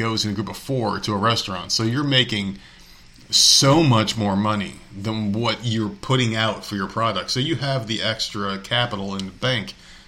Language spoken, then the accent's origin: English; Nevada, United States; Nevada, my home state